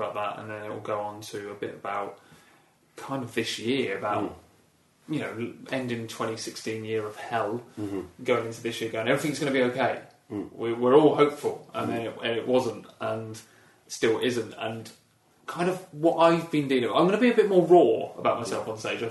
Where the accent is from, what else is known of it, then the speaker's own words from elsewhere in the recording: Bracknell, South East England, United Kingdom; I grew up in Bracknell